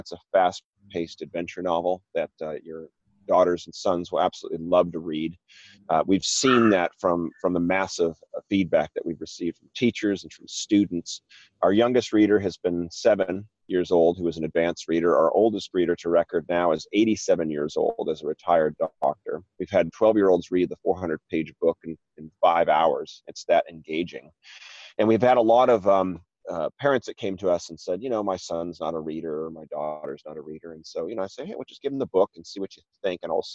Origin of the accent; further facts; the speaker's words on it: Newport Beach, California, United States; moved away as an adult; also born or lived in Wellesley, Massachusetts; I'm originally from Newport Beach, California, but had moved back east to Wellesley, Massachusetts for education and then work